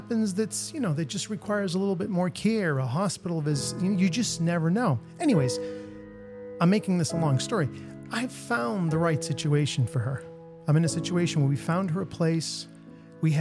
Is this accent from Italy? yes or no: yes; Abruzzo, Italy; now in United States; I was born in the United States, but my formative years were spent in Abruzzo